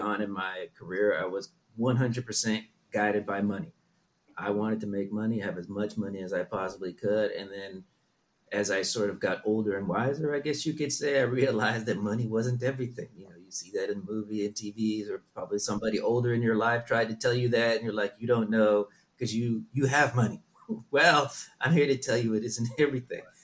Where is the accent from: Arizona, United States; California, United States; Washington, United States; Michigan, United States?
California, United States; Southern; also born or lived in Berlin, Germany / Netherlands / New York / Tokyo, Japan; I grew up in Southern California.